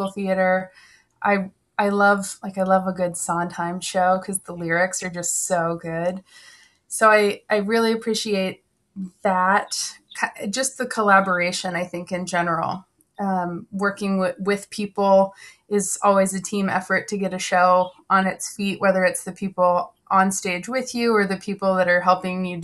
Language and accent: English; Omaha, Nebraska, United States; now in Southern California, United States; I was born and raised in Omaha, Nebraska.